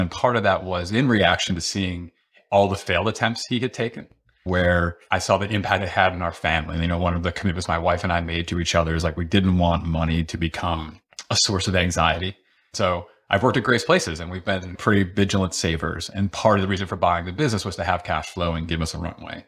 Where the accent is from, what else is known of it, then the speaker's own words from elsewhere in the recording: Rochester, New York, United States; growing up outside of Rochester, New York